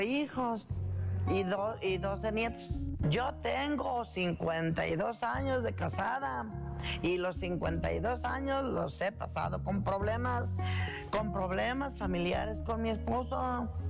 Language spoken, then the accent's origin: Spanish; Zurumbeneo, Michoacán, Mexico; soy de Surumbeneo, municipio de Charo